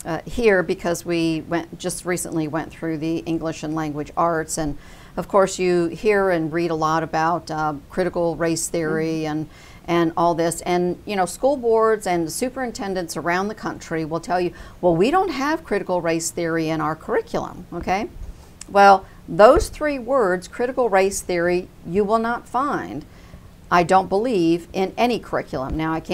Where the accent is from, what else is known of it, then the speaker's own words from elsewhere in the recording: United States; I think we as an American people, discussion and debate is part of our DNA.